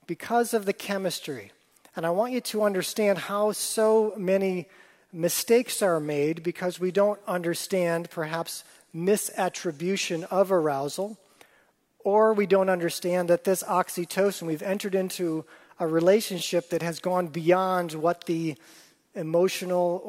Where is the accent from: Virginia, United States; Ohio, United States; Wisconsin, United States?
Wisconsin, United States; I grew up in Wisconsin